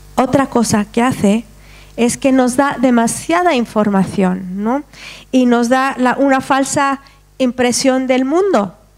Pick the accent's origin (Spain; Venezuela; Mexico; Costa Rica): Spain